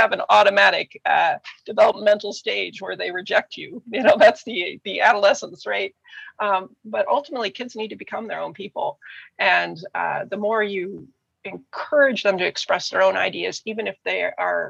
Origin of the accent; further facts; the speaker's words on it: United States; moved away as an adult; also born or lived in Germany; We're American